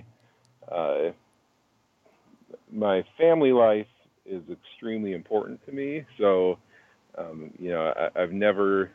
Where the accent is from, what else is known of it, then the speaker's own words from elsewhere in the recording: Aurora, Illinois, United States; He and I we knew each other growing up in Aurora, Illinois.